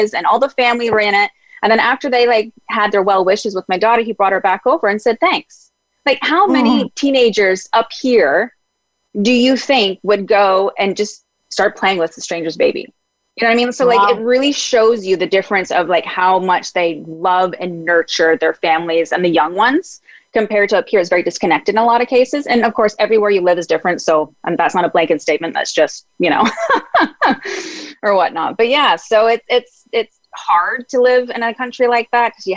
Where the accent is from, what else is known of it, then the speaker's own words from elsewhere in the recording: Ontario, Canada; also born or lived in Mexico; now in Vancouver, Canada; where I'm originally from, Ontario